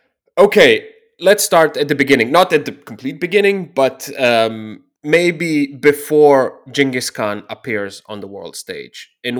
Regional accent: Slovenia; I'm from Slovenia. And we, in Slovenian, we say Genghis Khan.

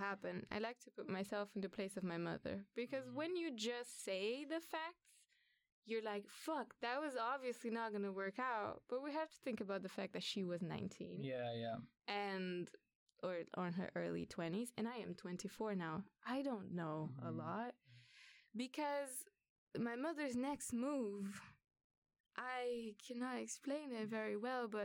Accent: Brazil; now in Sweden; I was born in Brazil

